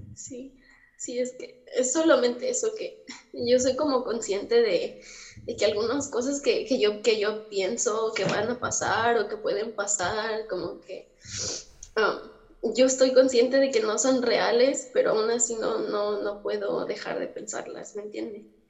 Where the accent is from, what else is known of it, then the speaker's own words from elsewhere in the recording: Mexico; accent: americana; now in United States; soy mexicana, pero estoy en Estados Unidos